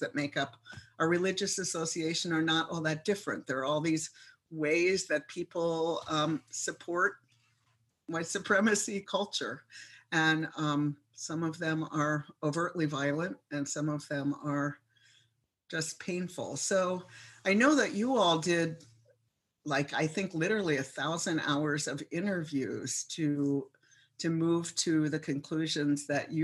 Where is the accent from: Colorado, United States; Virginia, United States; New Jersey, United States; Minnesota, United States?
Minnesota, United States; Minneapolis; now in places like my hometown here